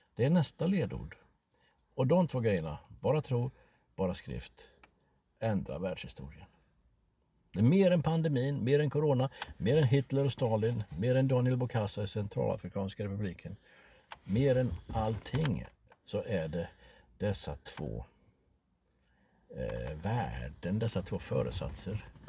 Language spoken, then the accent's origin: Swedish; Sweden; vi svenskar